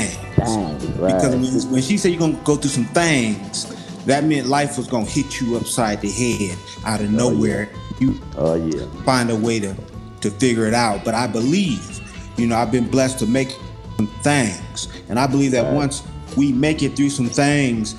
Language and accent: English; Los Angeles, California, United States; I'm originally from South Central LA.